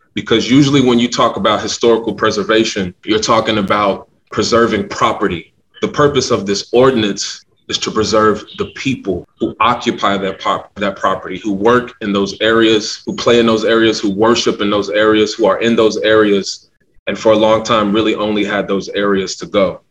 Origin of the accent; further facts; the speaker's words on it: Louisville, Kentucky, United States; I'm originally from the Parkland neighborhood